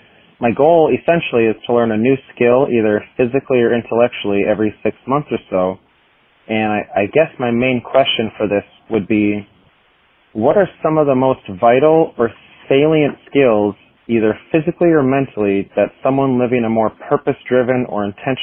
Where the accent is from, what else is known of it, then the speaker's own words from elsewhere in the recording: Minot, North Dakota, United States; I'm from Minot, North Dakota.